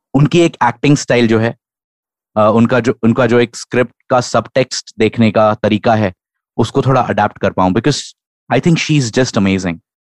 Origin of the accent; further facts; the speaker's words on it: Lucknow, Uttar Pradesh, India; now in Pune, India; मैं नेटिवली लखनऊ से हूँ बट फिलहाल पूना में रहता हूँ